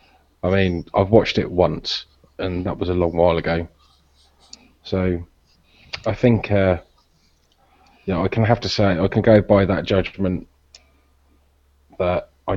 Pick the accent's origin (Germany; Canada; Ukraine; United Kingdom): United Kingdom; Norfolk, East of England; I come from Norfolk and everybody's inbred.